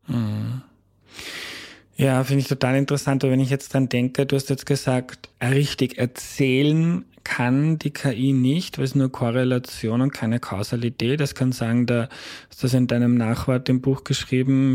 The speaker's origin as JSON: {"language": "German", "country": "Austria", "accent": "Austrian dialect"}